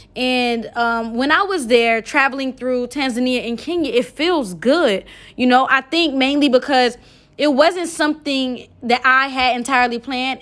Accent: United States; I'm from America. I'm American.

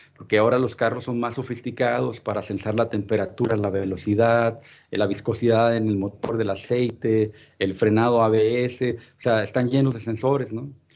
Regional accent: Ciudad Juárez, Chihuahua, Mexico; also born or lived in Florida / El Paso; yo soy nativo de Ciudad Juárez

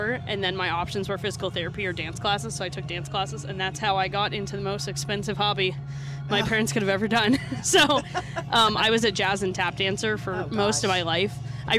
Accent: Vermont, United States; There's an opera house in my hometown. Mm-hmm. It's technically a city. It's like the smallest city in Vermont.

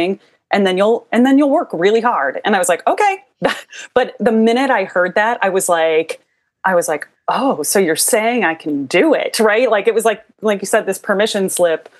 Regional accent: Iowa, United States; now in New Orleans, United States; I'm from Iowa originally, and I grew up in kind of the northwest corner, and then we moved to the center part of the state

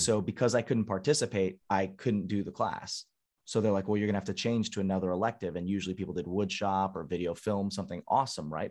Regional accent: San Diego, California, United States; born and raised in San Diego

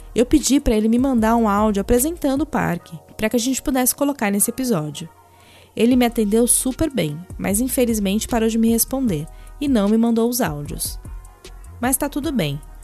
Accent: São Paulo, Brazil; Morei minha infância e adolescência na Coab Adventista, no Capão Redondo

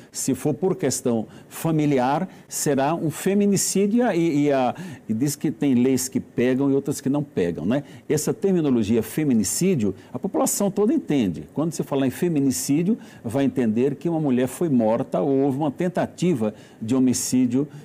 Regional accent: Alagoas, Brazil; Alagoas, que é minha terra

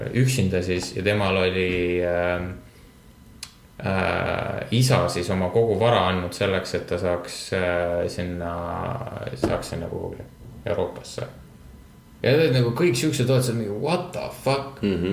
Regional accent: Estonia; me oleme eestlased

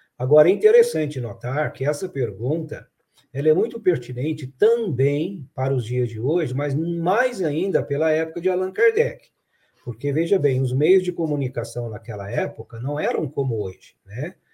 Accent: Araxá, Minas Gerais, Brazil; now in Franca, Brazil; quando eu era criança lá em Araxá

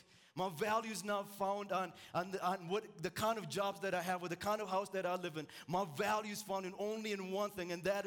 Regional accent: Ethiopia; moved away; I'm originally from Ethiopia.

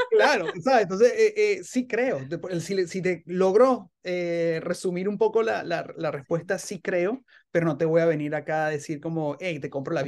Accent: Venezuela; uno como venezolano

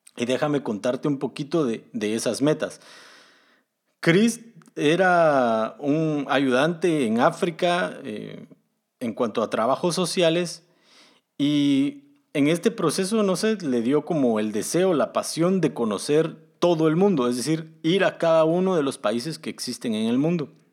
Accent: Guatemala; moved away as an adult; now in Germany; Originalmente soy de Guatemala, pero actualmente estoy viviendo en Alemania

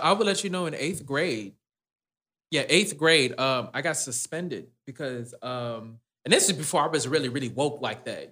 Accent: Detroit, Michigan, United States; also born or lived in Dearborn, Michigan; now in Texas, United States; I grew up in Detroit.

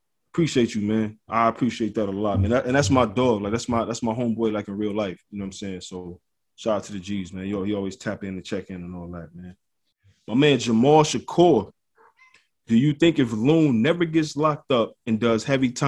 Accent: Detroit, Michigan, United States; I'm from Detroit

